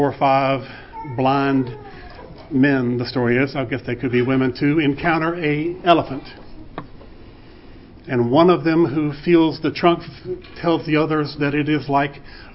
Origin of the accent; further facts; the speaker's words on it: Vicksburg, Mississippi, United States; They met on the steps of Holy Trinity Episcopal Church in Vicksburg, Mississippi, where all four of their children were baptized and confirmed, and where I was ordained a deacon